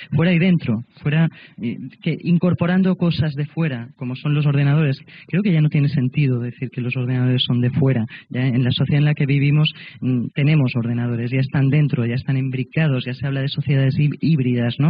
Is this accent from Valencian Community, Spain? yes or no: no; Catalonia, Spain; como catalana